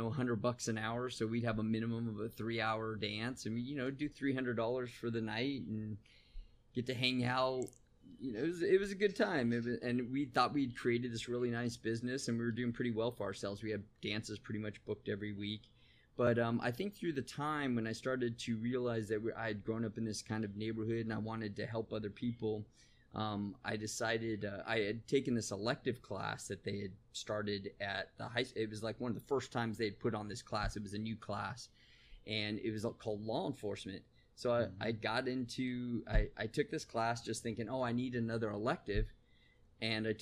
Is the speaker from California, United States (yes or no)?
yes; San Bernardino, California, United States; I grew up in San Bernardino, California